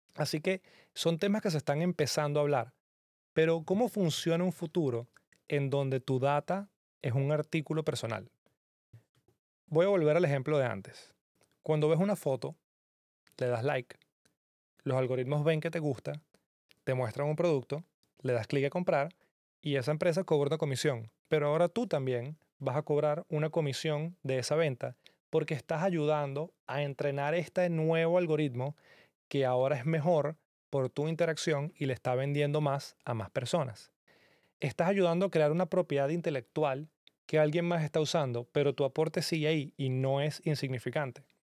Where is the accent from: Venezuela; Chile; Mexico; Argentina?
Venezuela; que vengo de Venezuela